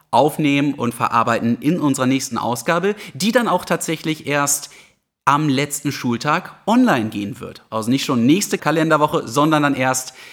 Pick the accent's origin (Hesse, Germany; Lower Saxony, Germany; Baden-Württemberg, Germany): Lower Saxony, Germany; Hermannsburg; im Rahmen von Pflegeeinrichtungen in meiner Heimatgemeinde Hermannsburg.